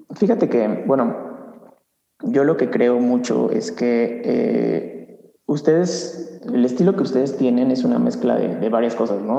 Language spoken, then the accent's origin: Spanish; Mexico; siendo mexicano, músico mexicano